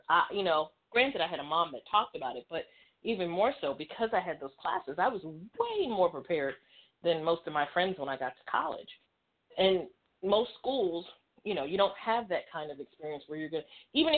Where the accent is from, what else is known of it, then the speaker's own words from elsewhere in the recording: New York City, New York, United States; I grew up in New York City